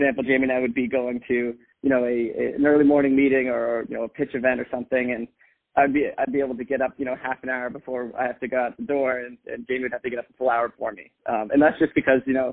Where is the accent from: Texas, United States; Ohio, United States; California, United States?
California, United States; Bay Area; also born or lived in Boston; I grew up in the Bay Area, so went to school locally